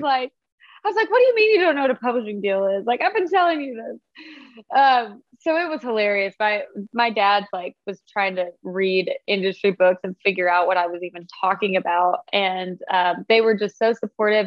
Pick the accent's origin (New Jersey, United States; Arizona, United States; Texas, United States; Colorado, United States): Colorado, United States; Fort Collins; I'm from Fort Collins, Colorado